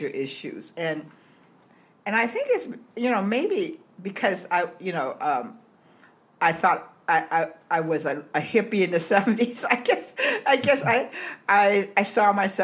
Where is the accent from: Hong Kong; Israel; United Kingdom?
Hong Kong; now in United States; I was born in Hong Kong, but I came to the United States in 1962